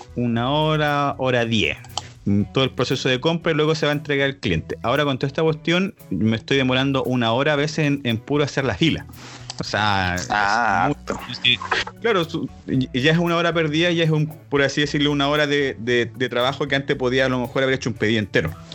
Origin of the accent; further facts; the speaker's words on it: Santiago, Santiago Metropolitan Region, Chile; somos de Santiago de Chile